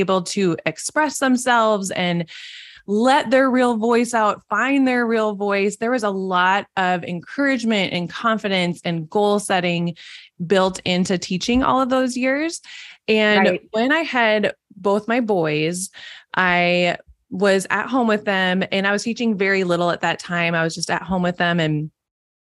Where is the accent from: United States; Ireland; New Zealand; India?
United States; Minnesota; accent: Minnesotan; I live in Minnesota, if you can tell by my Minnesotan accent